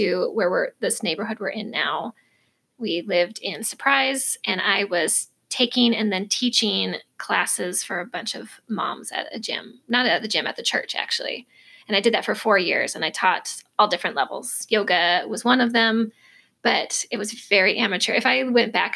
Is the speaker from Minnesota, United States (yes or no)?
yes; Minnesota, United States; moved away as an adult; also born or lived in Idaho; now in Arizona, United States; I was raised in Minnesota, lived there for over 20 years